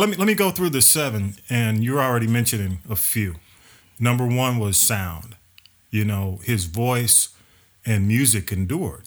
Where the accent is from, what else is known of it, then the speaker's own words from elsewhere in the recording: Atlanta, Georgia, United States; I was over on North Avenue